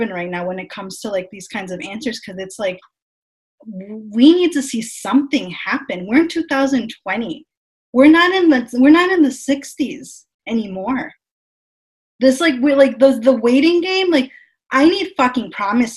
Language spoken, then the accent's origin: English; United States; someone who was born and raised in the United States